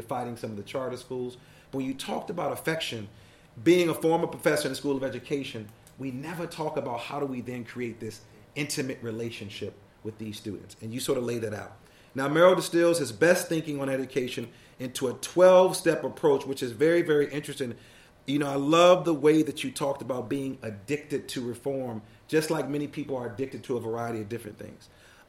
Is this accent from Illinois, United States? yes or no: yes; Chicago, Illinois, United States; now in Baltimore, United States; I'm not originally from Baltimore. I moved here from Chicago years ago, and I taught at the third oldest high school in the country, which is Baltimore City College High School.